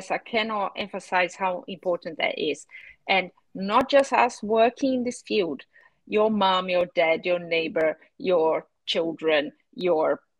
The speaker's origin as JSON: {"language": "English", "country": "Brazil", "moved": "yes", "lives_now": "United Kingdom", "said": "when I moved from Brazil to the UK, I was astonished and shocked by the fact that my house did not have a water meter."}